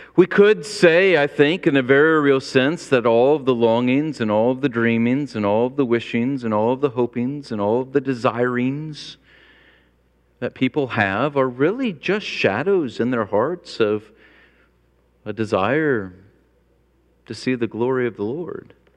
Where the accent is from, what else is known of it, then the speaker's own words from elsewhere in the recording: Illinois, United States; I grew up in Illinois